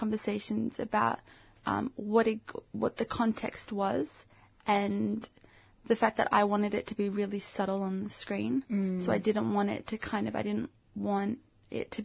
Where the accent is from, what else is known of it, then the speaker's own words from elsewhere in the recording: Australia; I'm African Australian